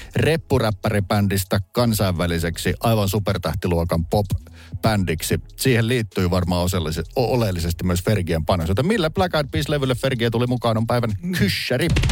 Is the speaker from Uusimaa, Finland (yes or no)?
no; Lahti, Päijät-Häme, Finland; now in Helsinki, Finland; Kotikylässäni Laadessa ei raitiovaunuja ollut